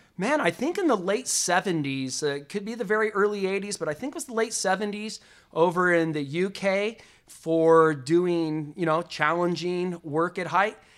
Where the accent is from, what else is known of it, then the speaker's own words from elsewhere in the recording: Las Vegas, Nevada, United States; Growing up in the Las Vegas entertainment industry